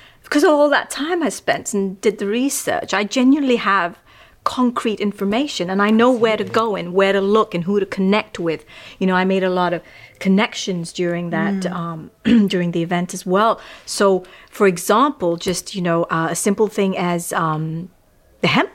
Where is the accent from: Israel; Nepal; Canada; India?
Nepal; Kathmandu, Bagmati; also born or lived in Los Angeles, United States; now in London, United Kingdom; I was raised in Kathmandu.